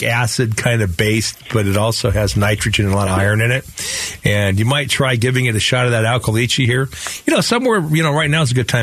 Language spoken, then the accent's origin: English; Phoenix, Arizona, United States; when I grew up here in Sunny Slope